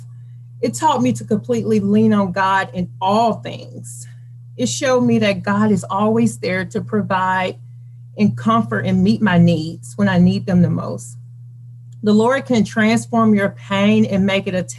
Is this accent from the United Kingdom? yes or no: no; Birmingham, Alabama, United States; also born or lived in Hoover, Alabama; I am from Birmingham, Alabama, born and raised